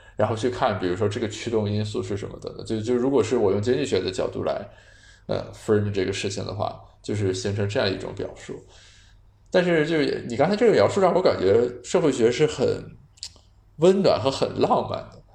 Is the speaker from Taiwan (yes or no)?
no; China; 我们中国人